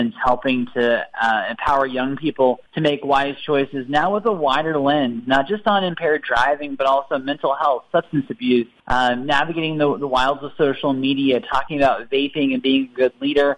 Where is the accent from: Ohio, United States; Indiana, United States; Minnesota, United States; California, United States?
Ohio, United States; my hometown in Ohio